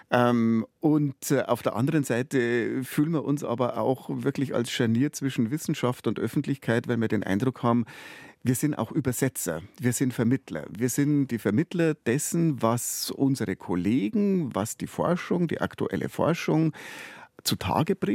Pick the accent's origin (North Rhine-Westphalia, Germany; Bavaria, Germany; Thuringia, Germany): Bavaria, Germany; ich bin auf dem Land aufgewachsen und ich glaube, ich bin in einem sehr in einem sehr bayerischen Umfeld aufgewachsen. Ich bin auf dem Dorf aufgewachsen.